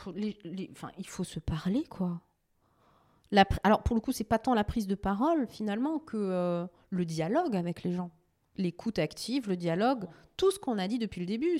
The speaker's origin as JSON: {"language": "French", "town": "Strasbourg", "region": "Grand Est", "country": "France", "moved": "yes", "lives_now": "Sarthe, France", "said": "je suis strasbourgeoise, je suis alsacienne. Je suis une fille de l'Est."}